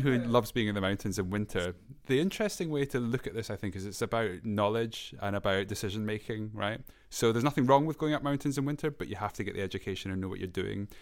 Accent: Scotland, United Kingdom; I'm from Scotland

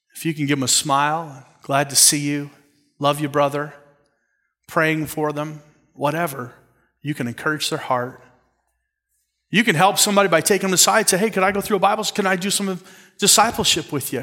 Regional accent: Canada; I'm Canadian

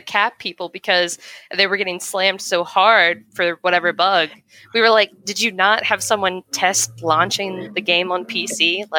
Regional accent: West Virginia, United States; it's based in my home state. It's got my hometown.

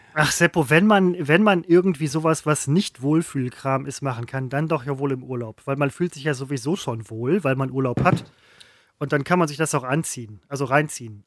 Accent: West Germany, Germany; also born or lived in Falkensee, Brandenburg; Ja, ich bin ein Wessi

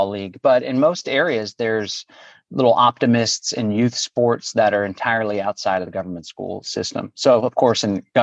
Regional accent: Austin, Texas, United States; I was born and raised in Austin

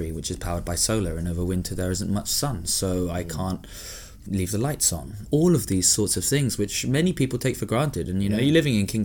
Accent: Hong Kong; moved away; I grew up in Hong Kong, which was cool, massively, again, privileged.

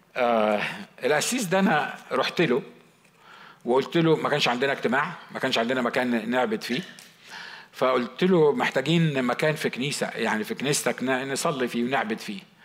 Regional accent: Upper Egypt, Egypt; moved away; انا صعيدي

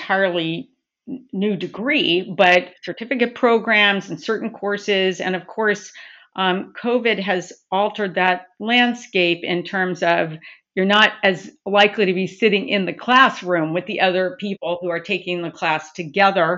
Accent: Southern California, United States; I'm originally from Southern California

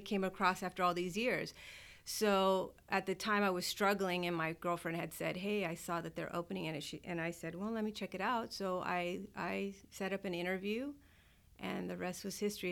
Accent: Southern California, United States; moved away as an adult; also born or lived in Fort Polk, Louisiana; I'm from Southern California

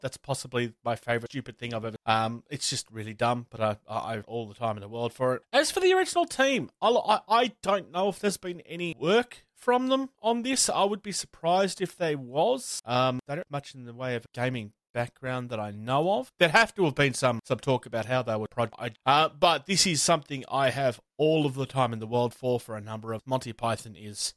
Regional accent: Australia; I'm from Australia

